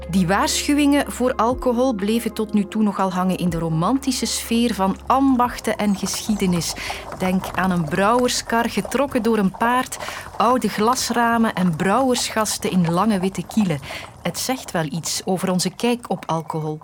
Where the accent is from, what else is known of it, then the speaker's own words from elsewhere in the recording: Belgium; wij als Belgen